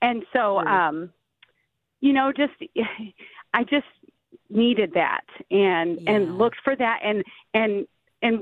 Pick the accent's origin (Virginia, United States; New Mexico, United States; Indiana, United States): Indiana, United States; moved away as an adult; also born or lived in Tennessee; back in my home state